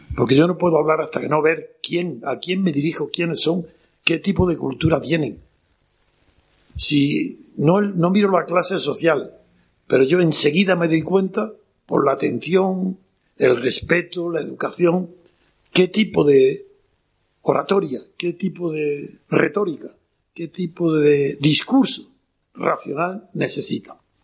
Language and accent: Spanish; Órgiva, Andalusia, Spain; Soy, como sabéis, granadino, de Granada, en concreto de la Alpujarra, de Órgiva.